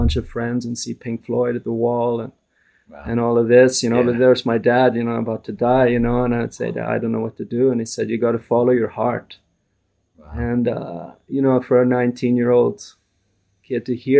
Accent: Vancouver, British Columbia, Canada; I grew up in Vancouver, in Canada, in a very ordinary non-religious family

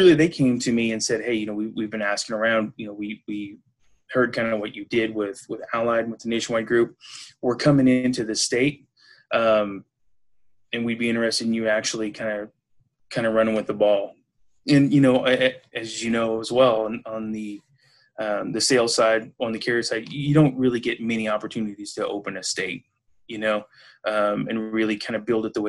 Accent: Missouri, United States; moved away as an adult; also born or lived in California / Harrisburg, Pennsylvania; now in Chagrin Falls, United States; I'm originally from Missouri

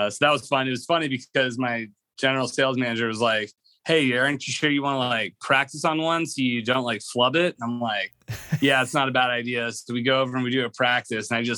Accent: McKinney, Texas, United States; I was actually born and raised in McKinney, Texas

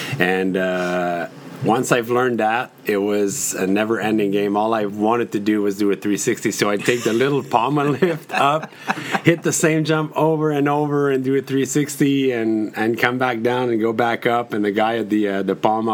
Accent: Saint-Jérôme, Quebec, Canada; moved away as an adult; now in Mont-Tremblant, Canada; I grew up actually in Saint-Jérôme, which is about 45 minutes south from Tremblant

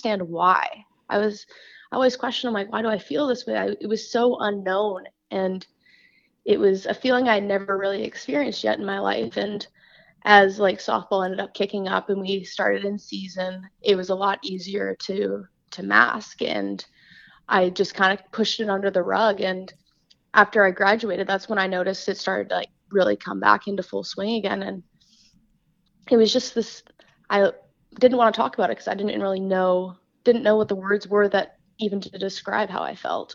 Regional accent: Vancouver, British Columbia, Canada; also born or lived in Ohio; I'm from Vancouver, BC, up in Canada. So I've born and raised here, lived here all my life.

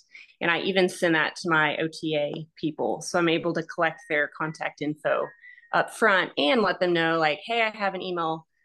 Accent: Fort Worth, Texas, United States; I'm from the Fort Worth, the Dallas Fort Worth area, which is a giant, population.

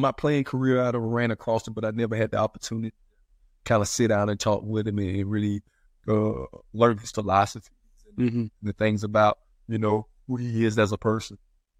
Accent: South Carolina, United States; Well, South Carolina. I'm from South Carolina, so I'm living in South Carolina. That's my home base.

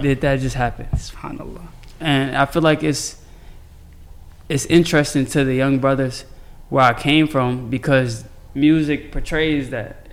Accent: Chicago, Illinois, United States; I'm from Chicago

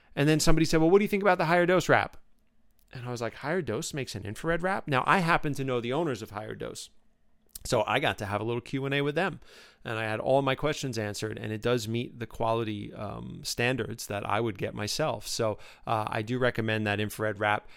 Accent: New York City, New York, United States; moved away as an adult; now in Ashland, United States; I'm from New York City

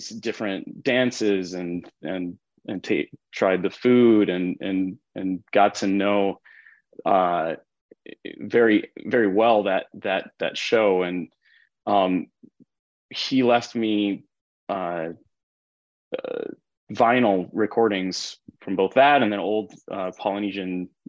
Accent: North Shore of Oahu, Hawaii, United States; I was born on the North Shore of Oahu, and raised by my mom and the Caucasian side of my family

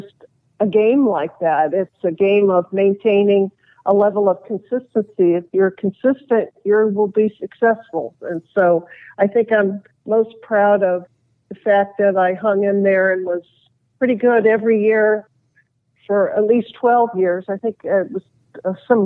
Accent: Los Angeles, California, United States; being a tomboy on the street that I grew up in the West LA area

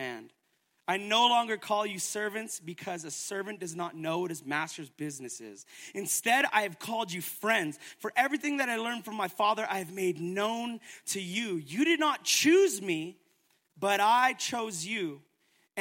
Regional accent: Edmonton, Alberta, Canada; now in Calgary, Canada; I'm not from here, I'm from Edmonton

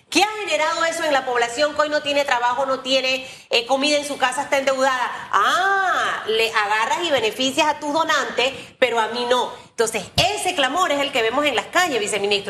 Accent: Panama; como panameña trabajadora

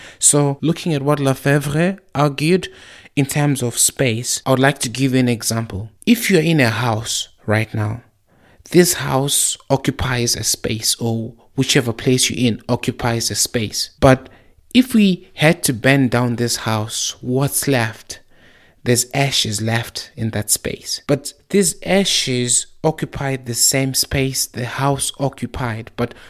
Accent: Zimbabwe; also born or lived in South Africa; when I was growing up in Zimbabwe and South Africa, I saw how people used to have to go to the clinic just to get their blood pressure checked

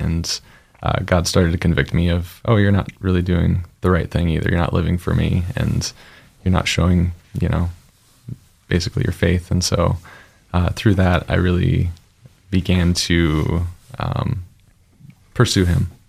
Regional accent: Spokane, Washington, United States; also born or lived in Montana; I was born in Montana, but shortly after that, my parents felt called to do prison ministry. And there was one in Spokane that they got connected with. And so we moved to Spokane when I was pretty little. It was only a year or two, I believe. And after that, yeah, I just basically grew up in a Baptist church in Spokane

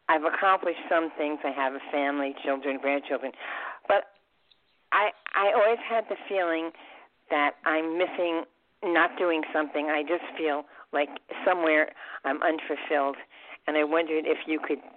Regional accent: New York City, New York, United States; In the Bronx, Bronx, New York.

